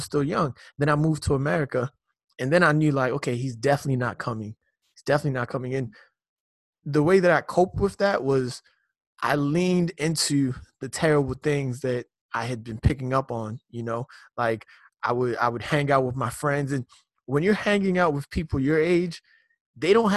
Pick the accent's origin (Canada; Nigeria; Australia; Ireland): Nigeria; Lagos; I grew up in Nigeria.